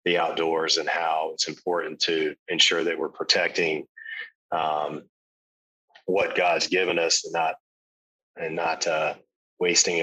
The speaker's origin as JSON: {"language": "English", "region": "South Carolina", "country": "United States", "tie": "born or raised there", "said": "growing up in South Carolina"}